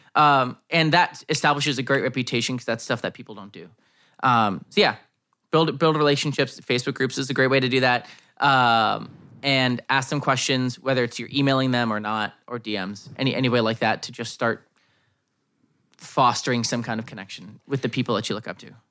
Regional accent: United States

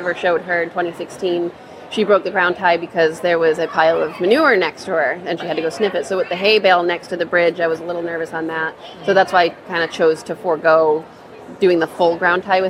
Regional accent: Cumberland, Rhode Island, United States; I am from Cumberland, Rhode Island

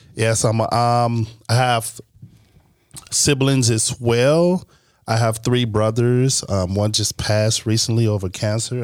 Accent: Chicago, Illinois, United States; also born or lived in Green Bay, Wisconsin; I was originally born from Chicago

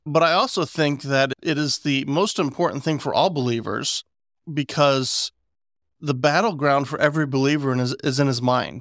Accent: West Virginia, United States; I'm from West Virginia

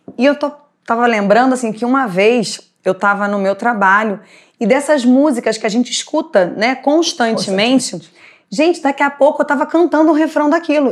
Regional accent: Rio de Janeiro, Brazil; enquanto cariocas, brasileiros que nós somos

